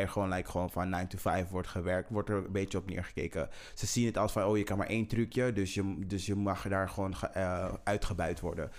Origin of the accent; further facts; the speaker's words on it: Netherlands; wij als Nederlanders. Wij als Nederlanders